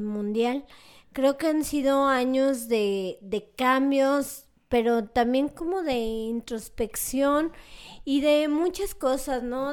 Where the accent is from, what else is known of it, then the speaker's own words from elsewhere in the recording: León, Guanajuato, Mexico; León, Guanajuato, que es de donde soy originaria